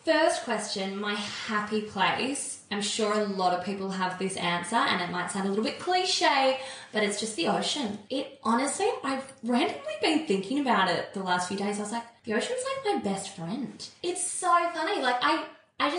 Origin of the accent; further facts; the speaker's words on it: Holbrook, New South Wales, Australia; also born or lived in Wagga Wagga, Australia / Melbourne, Australia; now in Sydney, Australia; So when I was 5, we moved to a place called Holbrook